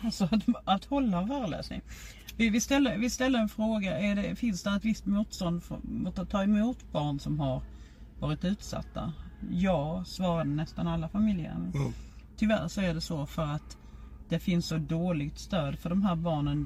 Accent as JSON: {"language": "Swedish", "town": "Lund", "region": "Skåne", "country": "Sweden", "said": "Jag är ju från Lund"}